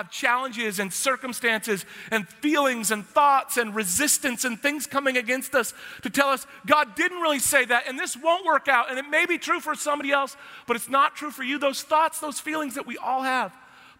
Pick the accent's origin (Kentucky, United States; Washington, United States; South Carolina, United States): Washington, United States; now in Texas, United States; I'm from Washington, the evergreen state